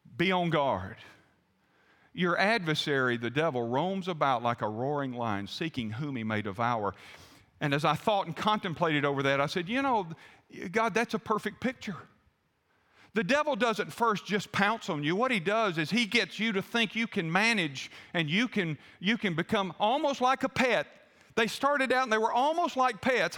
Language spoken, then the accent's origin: English; the American South, United States; I'm a Southerner